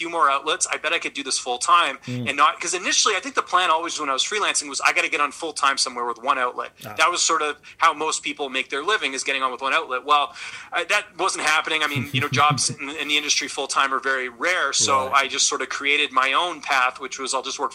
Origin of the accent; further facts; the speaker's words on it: British Columbia, Canada; moved away as an adult; also born or lived in Ottawa; now in Toronto, Canada; I'm originally from British Columbia.